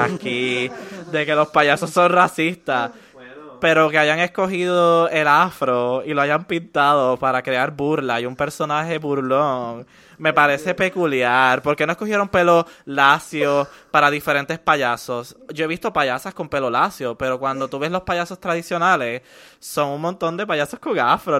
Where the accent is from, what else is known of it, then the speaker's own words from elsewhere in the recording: Puerto Rico; todos los puertorriqueños somos personas negras porque todos somos descendientes afrocaribeños